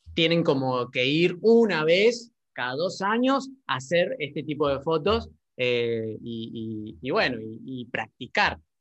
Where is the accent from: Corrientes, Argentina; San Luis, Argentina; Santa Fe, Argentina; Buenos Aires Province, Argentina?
San Luis, Argentina; moved away; yo soy de San Luis, de San Luis Capital, eh, allá no estudié nada de teatro, salvo eh, títeres, porque bueno, mi mamá es títera. entonces bueno, desde ahí, de los 10, 11 años ya hacía títeres